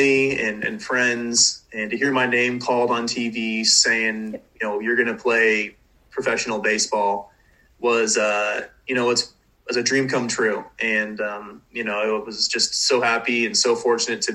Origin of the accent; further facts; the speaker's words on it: Southern California, United States; growing up in Southern California